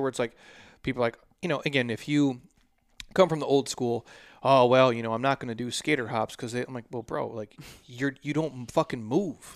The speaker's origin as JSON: {"language": "English", "region": "Midwest", "country": "United States", "moved": "yes", "said": "All my Midwest people"}